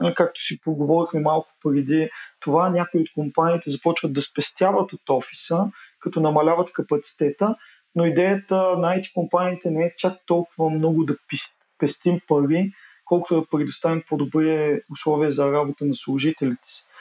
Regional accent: Burgas, Burgas Province, Bulgaria; now in Sofia, Bulgaria; аз съм родом от Бургас

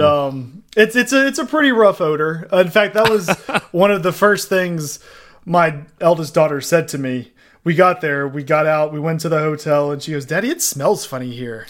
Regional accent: Southeast Texas, United States; growing up in Southeast Texas, uh, New Orleans isn't that far away

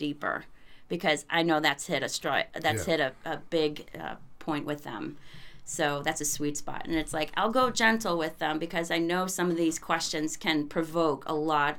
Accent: Ohio, United States; also born or lived in Austin, Texas; now in New Hampshire, United States; I grew up in Ohio, and then I just moved up here to New Hampshire from Austin

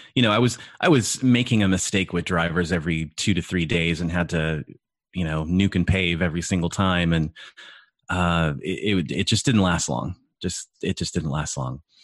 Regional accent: California, United States; I grew up in California with my stepdad who owned a computer tech business

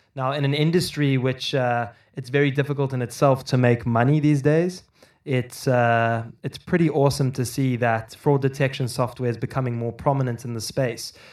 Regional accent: Cape Town, Western Cape, South Africa; I grew up in Cape Town in South Africa

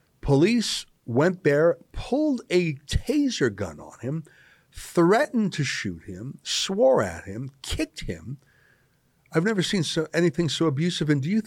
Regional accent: Calgary, Alberta, Canada; my hometown of Calgary, Alberta.

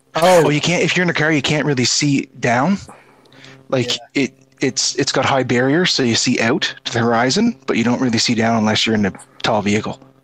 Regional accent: Prince Edward Island, Canada

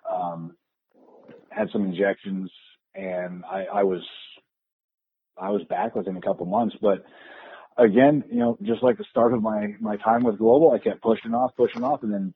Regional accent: Pacific Northwest, United States; I'm from the Pacific Northwest

